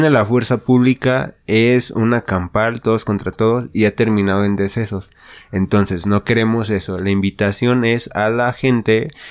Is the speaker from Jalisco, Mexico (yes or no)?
no; León, Guanajuato, Mexico; somos de León. Este, de Guanajuato.